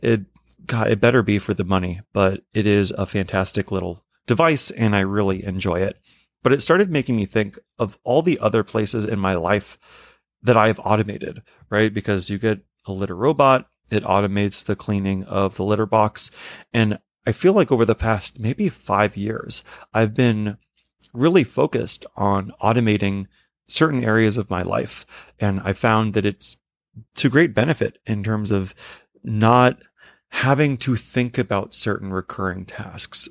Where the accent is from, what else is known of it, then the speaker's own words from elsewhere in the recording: New York City, New York, United States; as a New Yorker